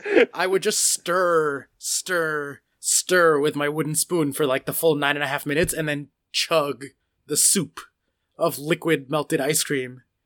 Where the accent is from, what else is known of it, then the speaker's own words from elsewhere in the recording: United States; I'm American